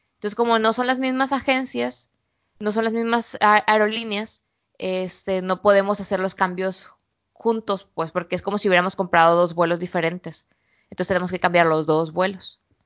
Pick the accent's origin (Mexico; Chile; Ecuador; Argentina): Mexico; moved away as an adult; also born or lived in Guadalajara / Culiacán; now in China; todas las mujeres somos mexicanas